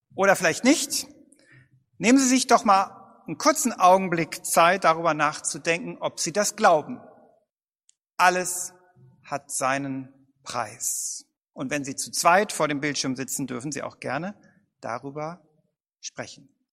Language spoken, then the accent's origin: German; Bad Vilbel, Hesse, Germany; in meiner Heimatstadt Bad Vilbel